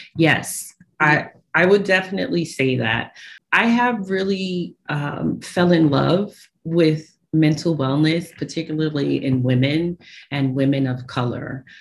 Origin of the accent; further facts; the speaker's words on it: New York City, New York, United States; I, I, uh, was born and raised in Brooklyn, New York. Um, I'm a Brooklyn girl.